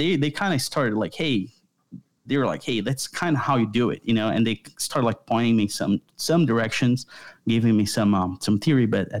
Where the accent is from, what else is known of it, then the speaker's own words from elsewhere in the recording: Brazil; moved away as an adult; now in United States; So my wife and I, we are originally from Brazil, and we've been in the United States for about 6 years. We'll be 6 years in a couple of months.